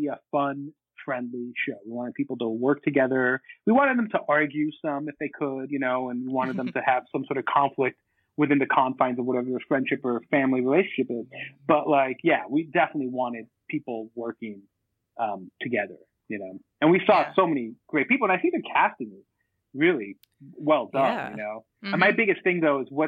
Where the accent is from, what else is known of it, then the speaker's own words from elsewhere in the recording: Boston, Massachusetts, United States; I'm from Boston. I was born in Boston, and all my family's from Boston